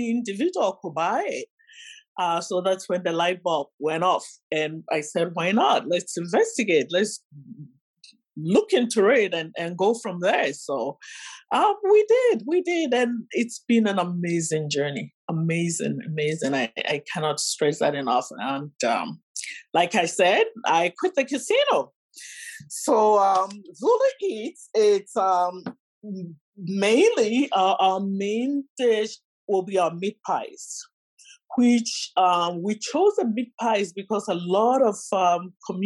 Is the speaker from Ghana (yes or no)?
yes; Ghana; now in Windsor, Canada; I'm originally from Ghana, so I'm a Ghanaian immigrant in Windsor, 31 years this year